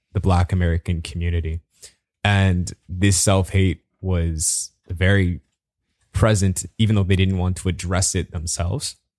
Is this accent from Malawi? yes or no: no; Bahamas; moved away; I'm from the Bahamas.